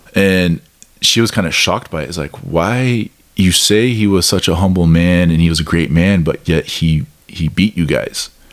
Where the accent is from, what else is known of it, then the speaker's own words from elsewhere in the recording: Midwest, United States; I grew up in the Midwest